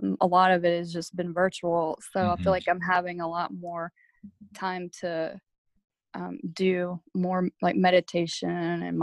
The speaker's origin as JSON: {"language": "English", "region": "Alabama", "country": "United States", "tie": "born or raised there", "moved": "as an adult", "said": "I grew up in Alabama, born there, raised there until I joined the military"}